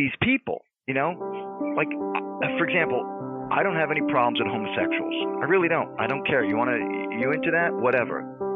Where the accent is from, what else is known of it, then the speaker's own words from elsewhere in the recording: United States; I'm Italian American